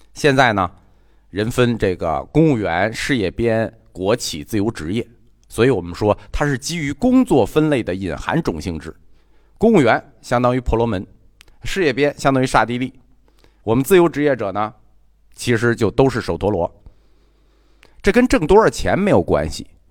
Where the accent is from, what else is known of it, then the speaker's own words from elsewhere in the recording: China; 我们中国人啊，还是有好人有好报，坏人他活该的思想